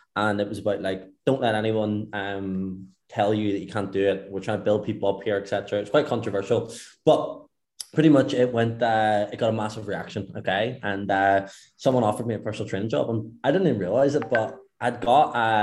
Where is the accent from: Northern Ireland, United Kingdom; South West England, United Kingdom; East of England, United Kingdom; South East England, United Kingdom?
Northern Ireland, United Kingdom; Belfast; moved away as an adult; now in Dubai, United Arab Emirates; I'm from Northern Ireland, I'm from Belfast, so I am